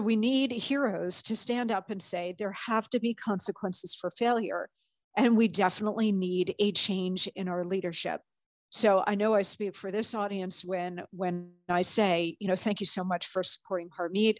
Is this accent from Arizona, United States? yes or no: yes; Arizona, United States; I am a native Arizonan. I was born in Arizona